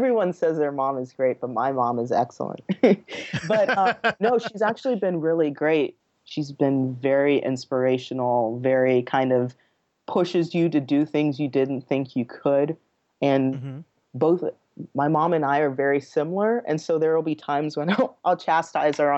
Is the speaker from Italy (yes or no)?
no; Nigeria; now in United States; I'm from Nigeria. I was born there.